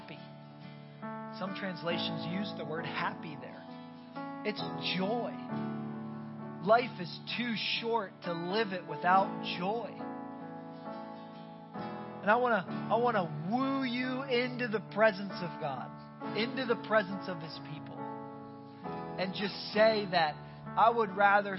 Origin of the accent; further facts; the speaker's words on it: Northeast, United States; now in Tampa, United States; I'm from the Northeast